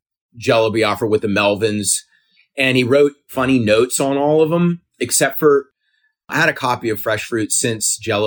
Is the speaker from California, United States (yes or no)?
no; South Carolina, United States; I grew up in South Carolina.